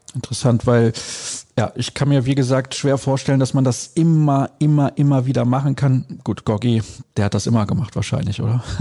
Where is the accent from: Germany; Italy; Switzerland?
Germany; Solingen, North Rhine-Westphalia; Ich komme aus Solingen